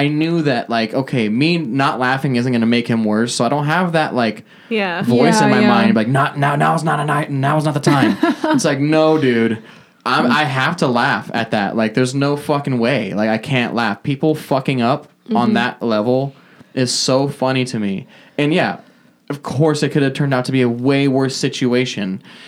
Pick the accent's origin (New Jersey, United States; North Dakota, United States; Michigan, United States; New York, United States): North Dakota, United States; I'm from North Dakota.